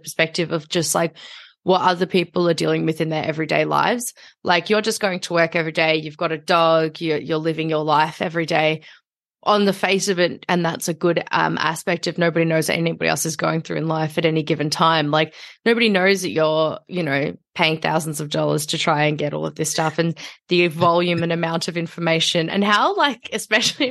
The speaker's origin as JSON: {"language": "English", "town": "Melbourne", "region": "Victoria", "country": "Australia", "tie": "born or raised there", "said": "as I grew up here"}